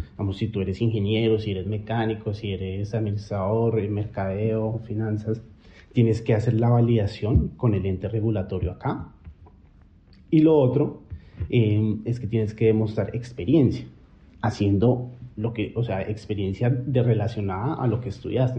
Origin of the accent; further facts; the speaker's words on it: Colombia; moved away as an adult; now in Australia; Yo solo salí de Colombia pensando que iba por seis meses y volvía